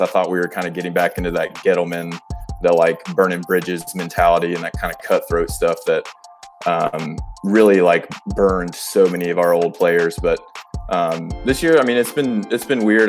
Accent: North Carolina, United States; I'm from North Carolina.

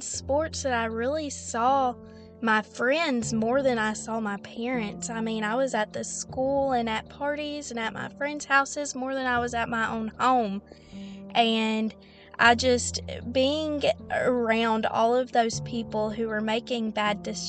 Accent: the Bible Belt, United States; Growing up in the Bible Belt

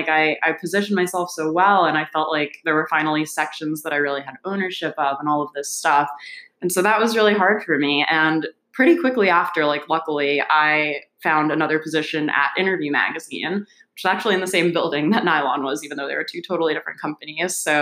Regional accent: New Jersey, United States; moved away as an adult; now in New York, United States; I am originally from New Jersey

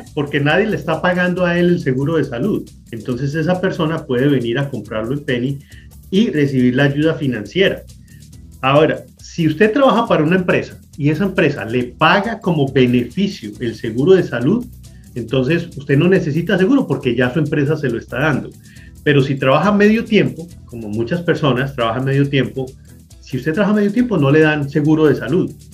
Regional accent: Manizales, Caldas, Colombia; now in Lancaster, United States; soy colombiano

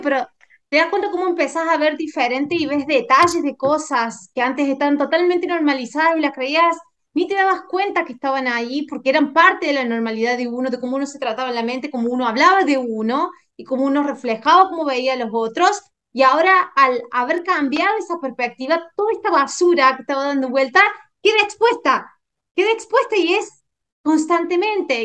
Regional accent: Córdoba, Argentina; la provincia donde yo nací, en Argentina, de Córdoba capital

